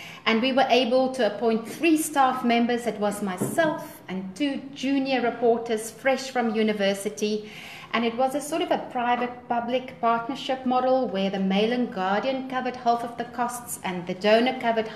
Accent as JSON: {"language": "English", "country": "South Africa", "said": "I'm from South Africa. I live in Johannesburg, which is one of our main cities in the country"}